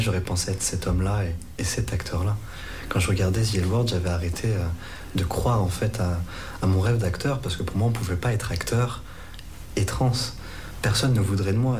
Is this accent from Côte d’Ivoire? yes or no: no; Lyon, Auvergne-Rhône-Alpes, France; je suis lyonnais